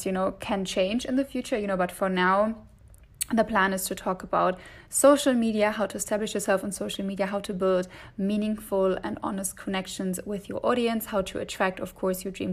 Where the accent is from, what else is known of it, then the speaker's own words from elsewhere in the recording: Germany; accent: German; English is a second language; moved away as an adult; also born or lived in Dublin, Ireland; I'm originally from Germany, as you can probably hear from my accent